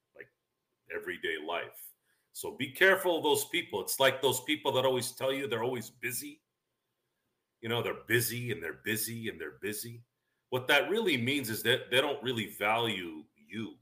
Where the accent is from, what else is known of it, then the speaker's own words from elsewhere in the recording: Central Valley, California, United States; we grew up around the Central Valley